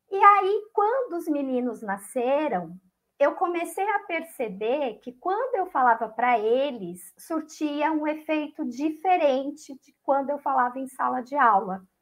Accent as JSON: {"language": "Portuguese", "town": "Aparecida", "region": "São Paulo", "country": "Brazil", "also_born_or_lived": "Santos", "said": "Eu venho de Aparecida, Aparecida do Norte."}